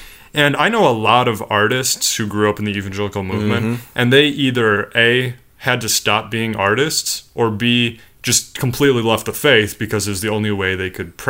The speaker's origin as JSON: {"language": "English", "region": "Illinois", "country": "United States", "tie": "born or raised there", "said": "I was raised in Illinois"}